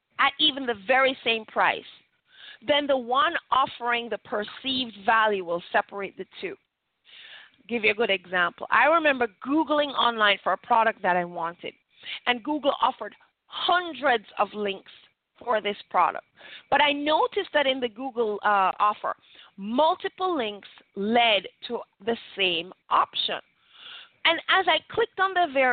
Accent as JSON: {"language": "English", "country": "Jamaica", "said": "we're Jamaican"}